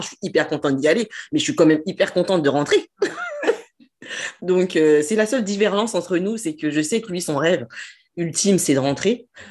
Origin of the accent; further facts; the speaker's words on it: France; j'ai grandi en France, ma famille est en France